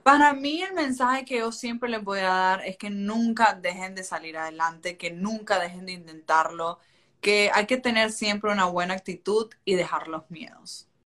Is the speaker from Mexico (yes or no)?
no; Chinandega, Nicaragua; moved away as an adult; now in United States; soy nicaragüense, que vengo de un pueblo que se llama Chinandega y que soy pueblerina